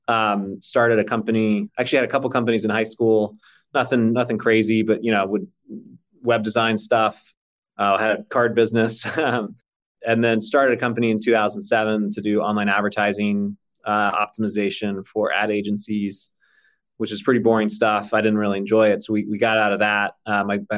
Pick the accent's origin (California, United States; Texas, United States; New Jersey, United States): Texas, United States; I grew up in Texas largely